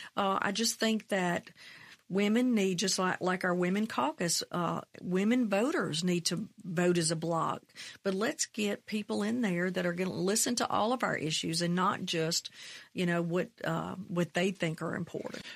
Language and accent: English; McComb, Mississippi, United States; also born or lived in Brookhaven, Mississippi; That's where I grew up. I grew up in Macomb, twenty miles south